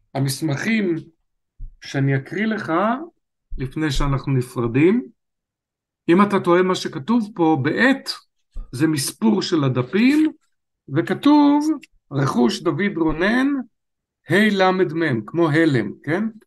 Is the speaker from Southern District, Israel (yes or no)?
no; Netanya, Central District, Israel; נולדתי בשיכון דורה בנתניה